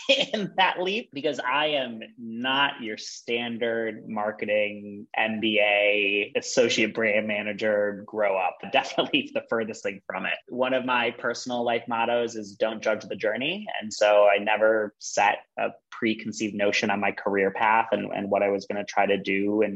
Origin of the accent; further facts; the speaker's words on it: a town about 2 hours from Chicago, Midwest, United States; moved away as an adult; also born or lived in Illinois; now in New York City, United States; I am from Midwest originally. I grew up in a town about 2 hours away from Chicago